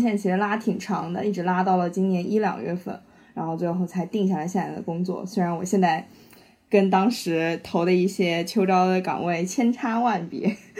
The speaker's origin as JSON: {"language": "Chinese", "region": "Shanghai", "country": "China", "said": "我是上海人"}